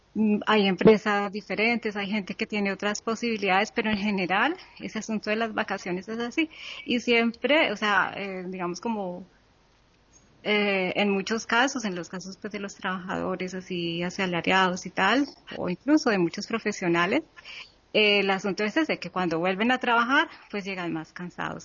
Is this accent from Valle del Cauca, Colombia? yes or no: yes; Cali, Valle del Cauca, Colombia; moved away as an adult; en, en, Cali, en mi país